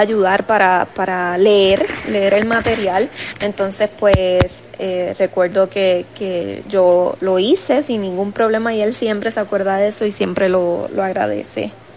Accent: Puerto Rico; soy puertorriqueña

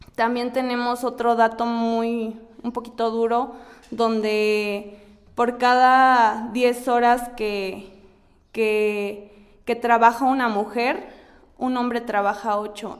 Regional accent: Mexico; todavía estamos expuestos como, mexicanas

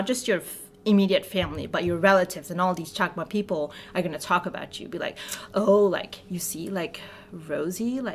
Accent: Bangladesh; moved away; my hometown, which was, like, a two-hour village away from the city that we lived in.

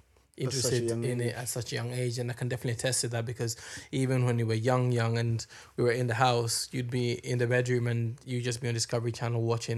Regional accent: Ireland; We're Irish, man.

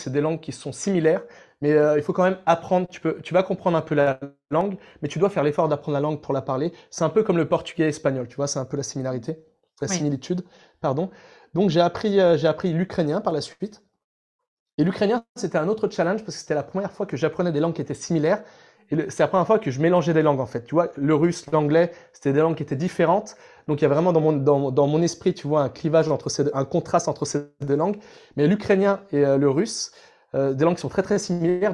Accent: France; on est français

